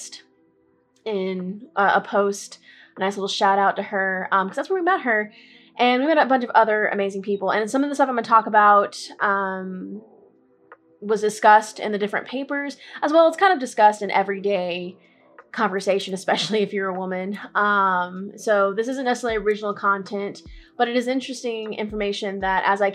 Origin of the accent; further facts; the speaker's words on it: Central Texas, United States; also born or lived in Corpus Christi, Texas; I grew up in Central Texas